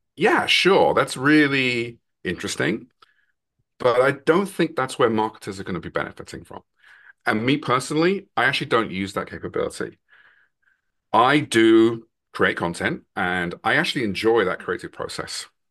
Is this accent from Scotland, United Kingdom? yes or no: no; London, United Kingdom; now in Massachusetts, United States; I'm originally from London, England, but I now live in, in Massachusetts in the U S A. Been here for a long time now